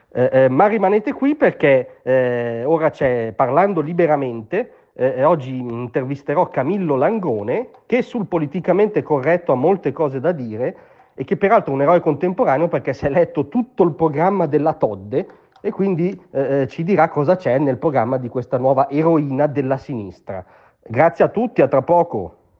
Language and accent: Italian; Como, Lombardy, Italy; io vengo da Como